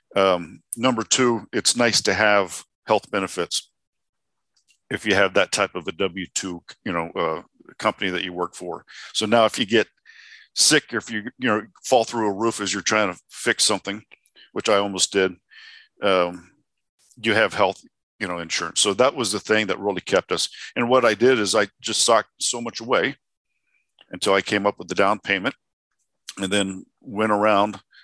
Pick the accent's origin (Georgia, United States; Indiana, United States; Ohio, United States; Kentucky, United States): Indiana, United States; now in Arizona, United States; I'm originally from Indiana